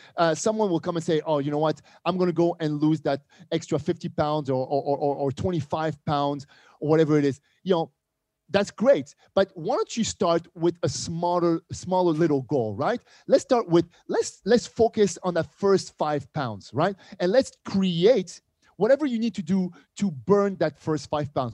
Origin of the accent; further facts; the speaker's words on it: Montreal, Quebec, Canada; moved away; also born or lived in Casablanca, Morocco; We moved to Montreal, Canada, uh, Montreal, Quebec. And this is where, you know, I grew up.